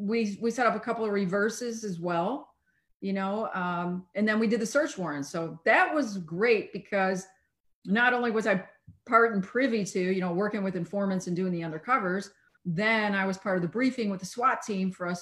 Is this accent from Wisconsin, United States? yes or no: no; Chicago, Illinois, United States; moved away as an adult; also born or lived in Montreal; No, I grew up in the city. I grew up in Chicago.